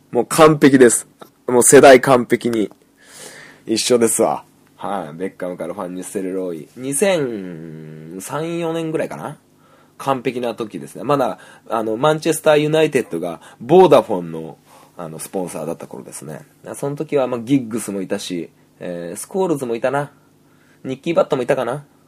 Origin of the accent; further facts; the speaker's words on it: Niigata, Japan; 僕は新潟